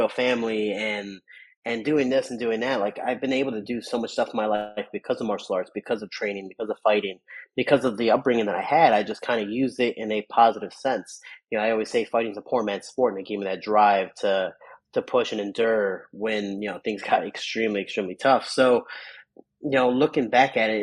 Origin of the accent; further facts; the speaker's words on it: Chicago, Illinois, United States; I grew up in the South Side of Chicago